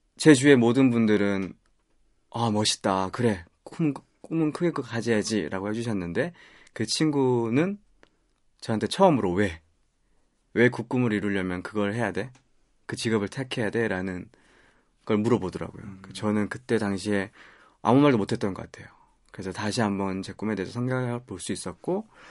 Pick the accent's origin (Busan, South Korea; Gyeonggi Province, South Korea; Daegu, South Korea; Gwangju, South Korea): Busan, South Korea; now in Seoul, South Korea; 부산 출신 서울 남자라고